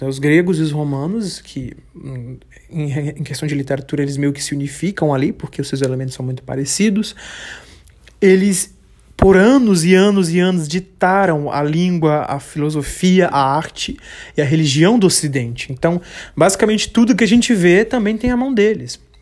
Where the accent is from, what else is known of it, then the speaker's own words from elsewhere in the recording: Bahia, Brazil; eu sou é, baiano, mas não sou só baiano. Eu moro no sul da Bahia